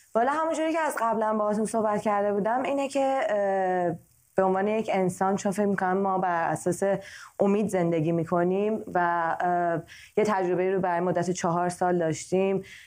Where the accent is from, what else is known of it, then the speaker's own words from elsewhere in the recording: Iran; now in United States; چون توی کشور آمریکا زندگی میکنم برای کشوری که درش در حال زندگی کردن هستم و همچنین به عنوان یک ایرانی امریکن